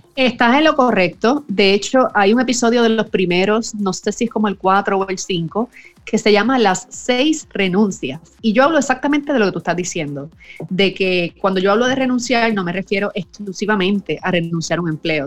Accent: Puerto Rico; soy puertorriqueña, vivo en San Juan, Puerto Rico

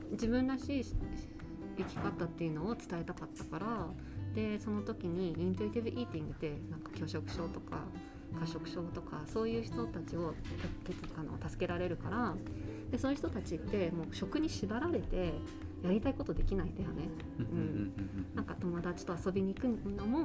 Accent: Japan; born there; 私は日本で生まれて日本人なんだけども日本に住んだことがなくて

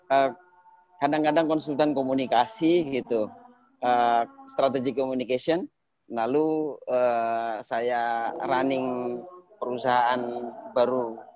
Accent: Banyuwangi, East Java, Indonesia; dulu saya di kampung saya di Banyuwangi, yeah.

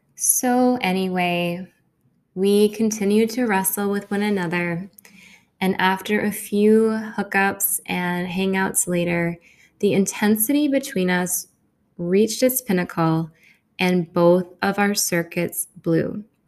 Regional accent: Grand Rapids, Michigan, United States; also born or lived in India; this was my first winter back in my hometown. My hometown tends to be a really sensitive place of undertow for me.

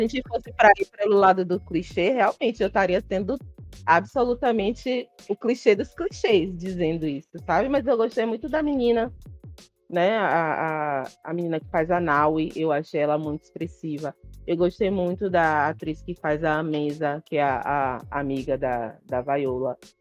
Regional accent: Bahia, Brazil; Imagine eu como baiana

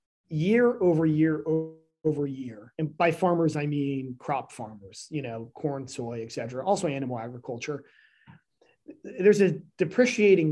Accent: Northern Illinois, United States; also born or lived in Texas / New York; now in Northwest Arkansas, United States; When I grew up in Northern Illinois, I'll tell you, we were right on the Wisconsin border in the middle of nowhere

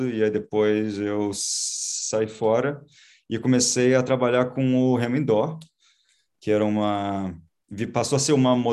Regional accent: Rio de Janeiro, Brazil; born or raised there; also born or lived in Florida, United States; now in United States

